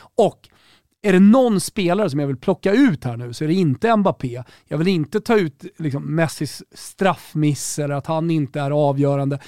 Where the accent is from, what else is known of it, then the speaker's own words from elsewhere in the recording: Sweden; här hemma i Sverige